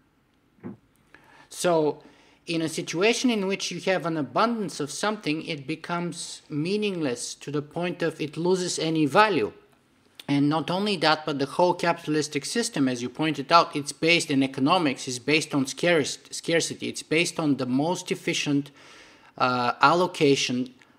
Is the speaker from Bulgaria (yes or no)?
yes; Bulgaria; moved away; I grew up in Bulgaria behind the Iron Curtain for the first 13 or 14 years of my life in communist Bulgaria.